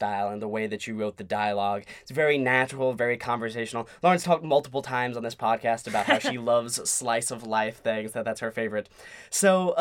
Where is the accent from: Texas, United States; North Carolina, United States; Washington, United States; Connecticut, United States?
North Carolina, United States; We are from the Southeast, North Carolina